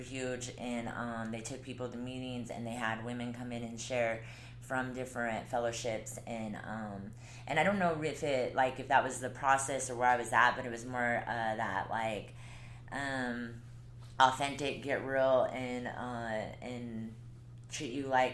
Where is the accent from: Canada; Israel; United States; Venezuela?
United States; Colorado; moved away as an adult; now in Utah, United States; I'm from Colorado